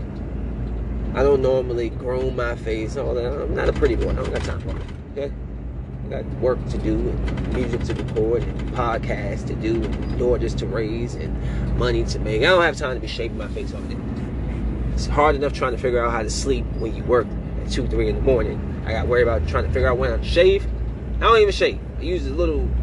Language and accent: English; Bowie, Maryland, United States; moved away; I'm from the suburbs. I'm from Bowie, Maryland.